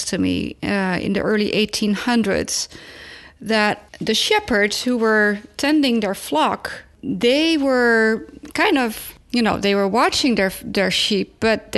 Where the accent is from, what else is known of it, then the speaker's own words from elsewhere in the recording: Netherlands; moved away; they found that in my home country